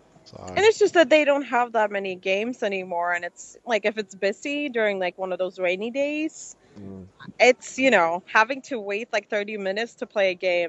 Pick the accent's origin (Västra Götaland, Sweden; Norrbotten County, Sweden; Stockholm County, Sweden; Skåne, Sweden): Stockholm County, Sweden; Stockholm; moved away as an adult; now in Orlando, United States; I'm from Stockholm, Sweden, originally.